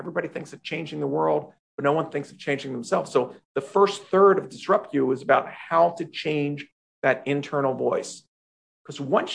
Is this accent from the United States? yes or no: yes; Philadelphia, Pennsylvania, United States; I grew up in Philadelphia, home of the Eagles football team